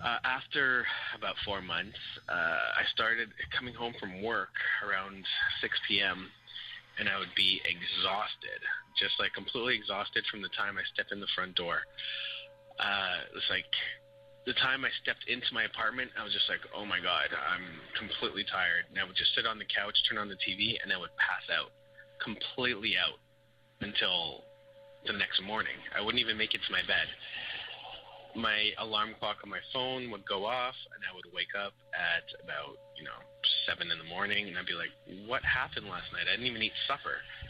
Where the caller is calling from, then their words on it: Montreal, Quebec, Canada; I'm calling from Montreal, Quebec.